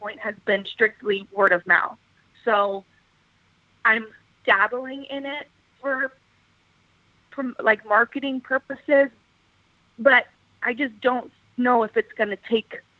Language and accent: English; Dallas, Texas, United States; also born or lived in Seattle; I'm from Dallas